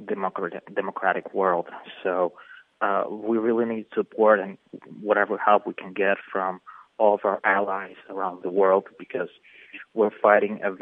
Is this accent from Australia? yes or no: no; Kyiv, Ukraine; moved away as an adult; also born or lived in United States; now in Western Ukraine; I was born in Kiev, and I lived there, but we had to move to Western Ukraine